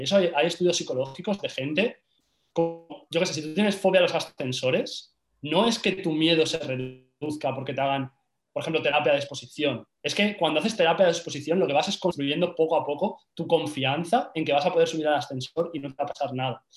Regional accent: Valencia, Valencian Community, Spain; moved away as an adult; now in Madrid, Spain; yo soy de Valencia

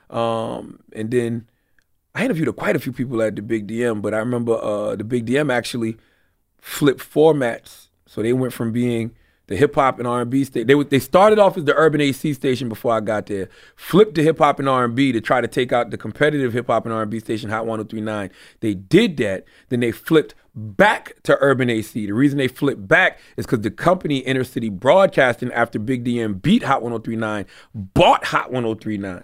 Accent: Moncks Corner, South Carolina, United States; moved away as an adult; also born or lived in Charleston, South Carolina / Philadelphia; I'm from South Carolina. I'm from Monk's Corner. I'm twenty minutes from Charleston. I was born in Charleston

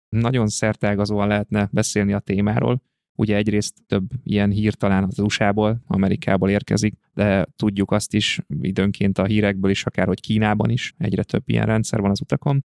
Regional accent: Pölöske, Zala, Hungary; also born or lived in Budapest; now in Zalaegerszeg, Hungary; én helyi vagyok, tehát én Zalában, egy kis faluban, Pölöskén nőttem fel, és ide jártam gimnáziumba

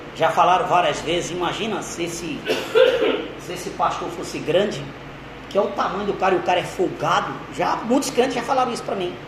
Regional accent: Pernambuco, Brazil; now in São Paulo, Brazil; Eu nasci no estado de Pernambuco, moro em São Paulo já há 28 anos, fazer 29 anos

